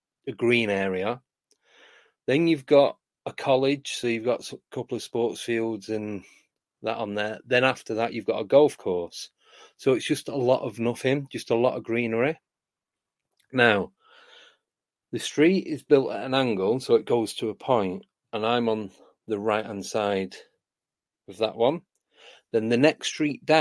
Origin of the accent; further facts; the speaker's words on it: Manchester, North West England, United Kingdom; moved away; I grew up in Manchester, that's where I'm from originally, which is in the northwest of the UK